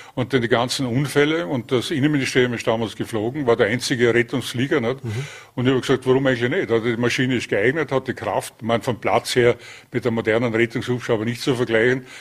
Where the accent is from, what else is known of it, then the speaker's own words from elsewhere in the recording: Vorarlberg, Austria; moved away as an adult; also born or lived in Linz; bin ja gebürtiger Vorarlberger